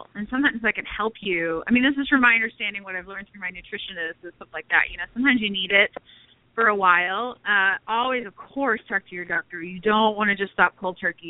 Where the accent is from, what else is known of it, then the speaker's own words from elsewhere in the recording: Texas, United States; moved away as an adult; now in Florida, United States; I'm from Texas, but like I said, my husband's military, so we've traveled all over the place. We are currently in Florida.